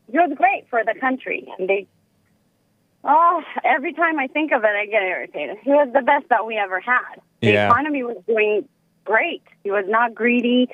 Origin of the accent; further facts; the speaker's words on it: Ethiopia; now in United States; I'm from Mommy Ethiopia